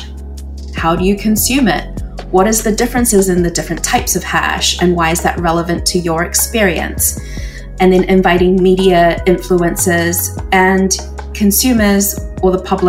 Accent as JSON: {"language": "English", "country": "New Zealand", "tie": "born or raised there", "moved": "as an adult", "lives_now": "Canada", "said": "I've always felt quite alone growing up in New Zealand"}